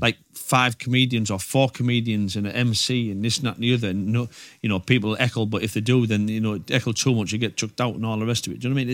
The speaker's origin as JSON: {"language": "English", "town": "Redcar", "region": "North East England", "country": "United Kingdom", "tie": "born or raised there", "said": "my hometown of Red Car"}